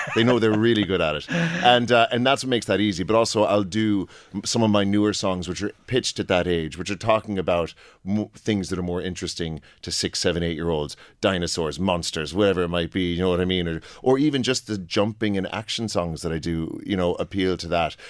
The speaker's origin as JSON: {"language": "English", "country": "United States", "moved": "yes", "lives_now": "Oldcastle, Ireland", "said": "I'm from the States originally"}